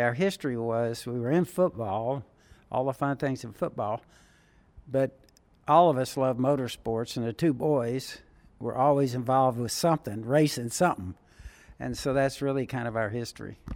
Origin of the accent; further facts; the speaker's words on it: Southern California, United States; when I was a teenager growing up in Southern California.